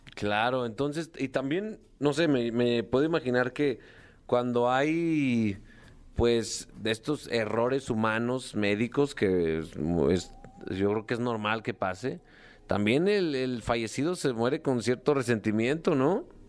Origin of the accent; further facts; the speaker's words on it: Aguascalientes, Mexico; Textiles San Marcos, que es de mi tierra orgullosamente